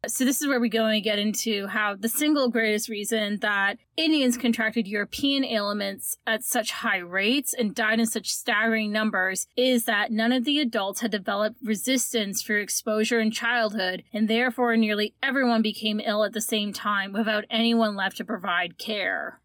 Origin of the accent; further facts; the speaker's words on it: Canada; we are Canadian